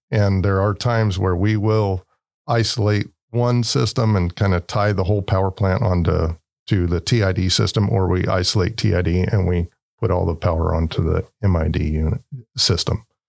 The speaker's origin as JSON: {"language": "English", "town": "Turlock", "region": "California", "country": "United States", "tie": "born or raised there", "said": "I grew up in Turlock, um, lived in the area since I was probably about three years old"}